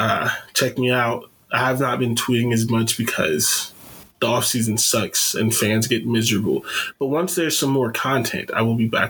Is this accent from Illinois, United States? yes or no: no; Canton, Ohio, United States; I'm from Canton